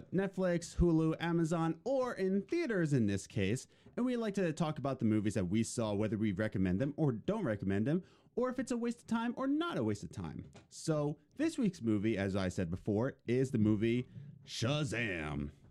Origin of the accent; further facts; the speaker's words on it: Philadelphia, Pennsylvania, United States; I was born and raised in Philadelphia, but when my parents divorced, uh, me and my mom lived with my grandparents, in the suburbs of Philadelphia